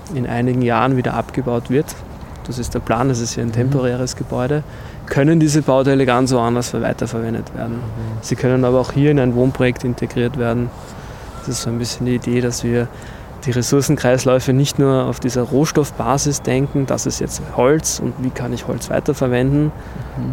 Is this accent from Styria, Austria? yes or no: no; Vienna, Austria; vor allem natürlich als Wiener oder Österreicher, Wienerinnen, ähm, dass wir in einer historischen Stadt aufgewachsen sind